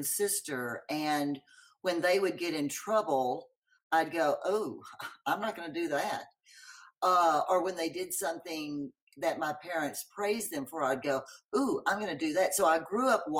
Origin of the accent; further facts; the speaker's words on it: Longview, Texas, United States; I grew up in Longview, Texas